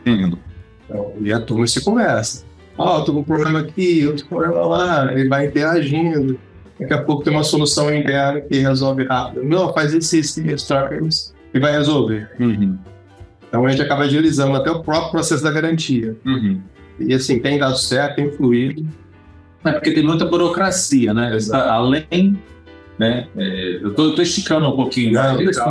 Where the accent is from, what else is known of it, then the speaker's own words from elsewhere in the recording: Viana, Espírito Santo, Brazil; also born or lived in Vitória, Espírito Santo; eu sou de Viana.